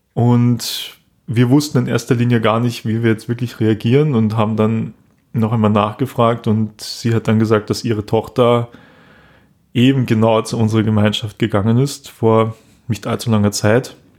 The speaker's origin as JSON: {"language": "German", "country": "Austria", "said": "hier bei uns in Österreich"}